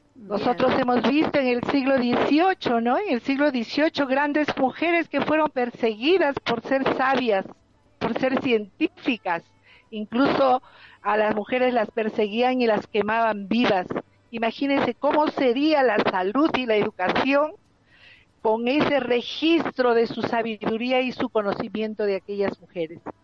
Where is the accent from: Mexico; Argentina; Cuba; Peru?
Peru; En nuestro país, por ejemplo, en el mes de mayo, en mi país, en Perú